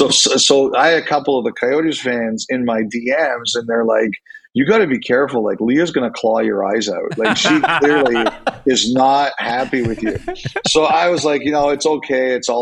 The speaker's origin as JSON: {"language": "English", "country": "Canada", "said": "I think we joke, we're the Canadian hockey snobs."}